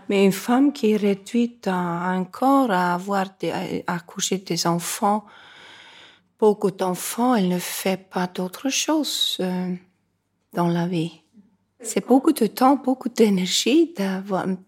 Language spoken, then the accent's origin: French; Reykjavik, Capital Region, Iceland; Quand je suis née, moi, à Reykjavik